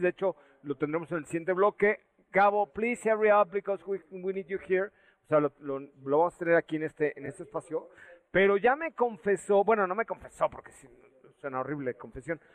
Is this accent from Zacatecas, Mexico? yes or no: no; Mérida, Yucatán, Mexico; Yo dije que venía de Mérida, Yucatán, porque soy yucateco